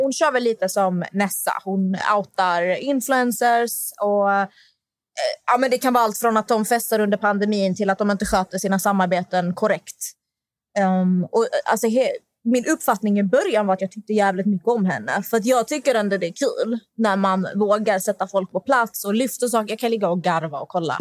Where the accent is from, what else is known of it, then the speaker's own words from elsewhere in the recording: Malmö, Skåne, Sweden; jag är från Malmö